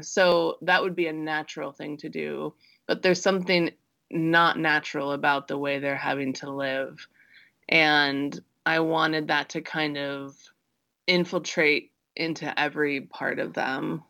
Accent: Midwest, United States; I grew up in the Midwest

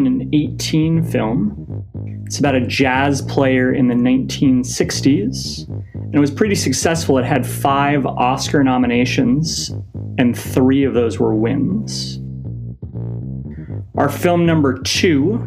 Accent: Portland, Oregon, United States; my hometown of Portland

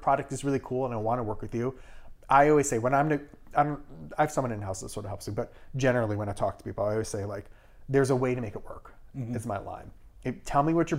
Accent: Irvington, New York, United States; also born or lived in Brooklyn, New York; I was born in Brooklyn, in Park Slope, but I grew up in Westchester. I grew up in Irvington

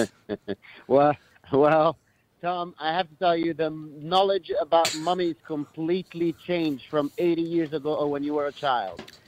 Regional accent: Cairo, Cairo Governorate, Egypt; I grew up in Cairo, Egypt

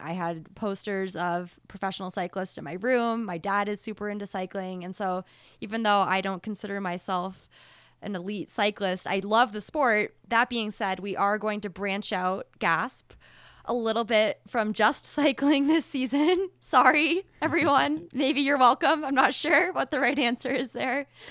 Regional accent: rural New Hampshire, United States; now in Boulder, United States; I come from the hinterlands of New Hampshire, rural New Hampshire.

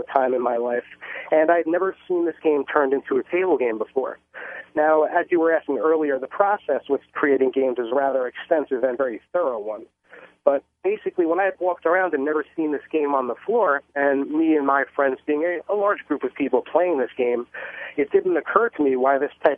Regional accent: Bellmore, New York, United States; I actually grew up in Long Island, New York

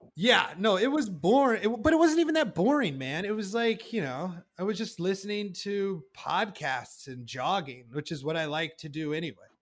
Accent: Iowa, United States; growing up in Iowa

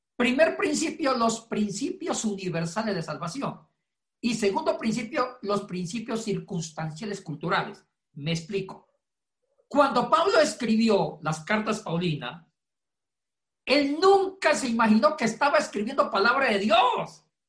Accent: Ecuador; now in Puerto Rico; es compatriota, hincha de la Liga de Quito

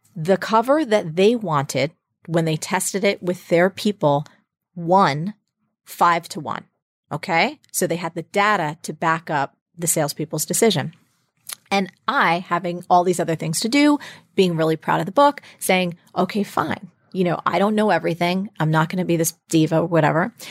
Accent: New Jersey, United States; I grew up in New Jersey

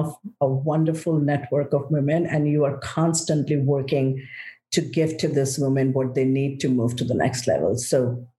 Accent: India; moved away as an adult; now in United States; I'm grateful I was raised in India. So I grew up in one country. I have come to be in the States for the last 25 years.

